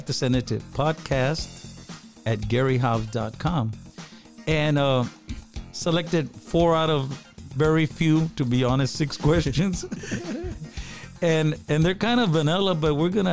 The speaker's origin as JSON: {"language": "English", "town": "Eagle Pass", "region": "Texas", "country": "United States", "said": "We're from Eagle Pass, Texas."}